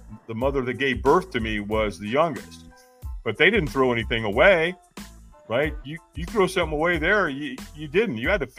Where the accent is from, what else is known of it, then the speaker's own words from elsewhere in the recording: Long Beach, California, United States; also born or lived in Hollywood, California; now in North Carolina, United States; Originally, I was born and raised in Southern California. I was born in Hollywood, Queen of Angels Hospital, to a single mom.